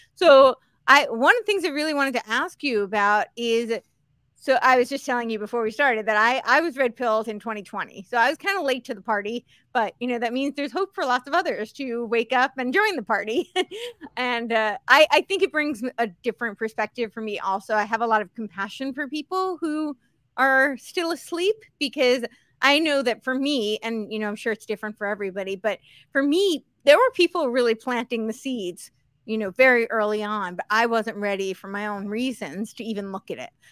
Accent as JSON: {"language": "English", "region": "Northeast", "country": "United States", "tie": "born or raised there", "also_born_or_lived": "Santa Monica, California", "moved": "yes", "lives_now": "Tennessee, United States", "said": "I grew up on the East Coast, so the Northeast"}